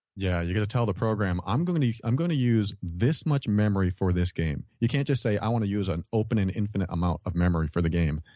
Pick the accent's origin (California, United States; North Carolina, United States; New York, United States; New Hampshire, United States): New Hampshire, United States; I grew up around Fun Spot.